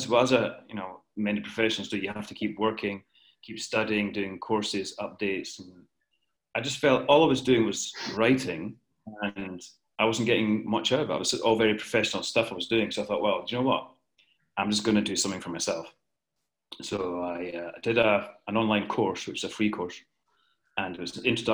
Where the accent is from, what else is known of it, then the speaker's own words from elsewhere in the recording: Alloa, Scotland, United Kingdom; moved away as an adult; also born or lived in London / Sydney, Australia; now in Ibiza, Spain; I'm from Scotland, from the centre of Scotland, a village called Alloa